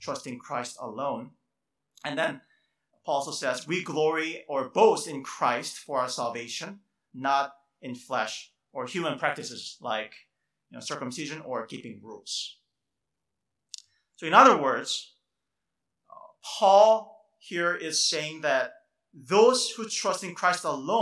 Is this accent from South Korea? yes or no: yes; South Korea; moved away; I grew up in Korea in my childhood